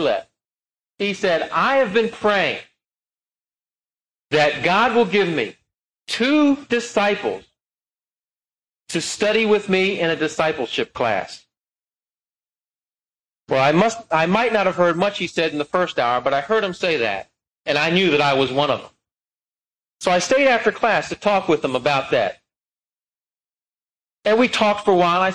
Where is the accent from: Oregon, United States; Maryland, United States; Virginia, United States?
Maryland, United States; I come from Maryland